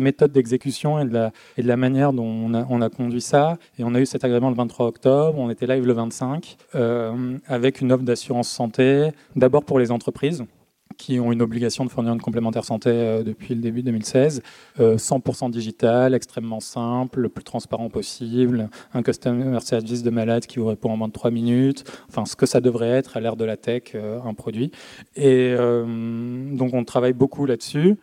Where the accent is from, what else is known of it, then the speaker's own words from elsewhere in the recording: Marseille, Provence-Alpes-Côte d'Azur, France; je viens de Marseille